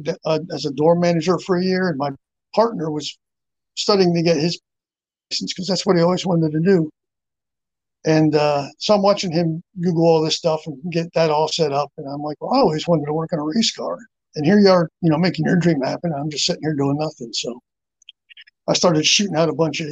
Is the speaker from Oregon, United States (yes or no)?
no; Phillipsburg, New Jersey, United States; moved away; also born or lived in Marion Station, Maryland; I grew up in Phillipsburg, New Jersey. We left there in 1979.